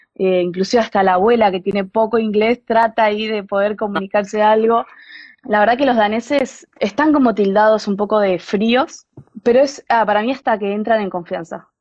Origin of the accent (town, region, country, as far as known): Argentina; moved away as an adult; now in Denmark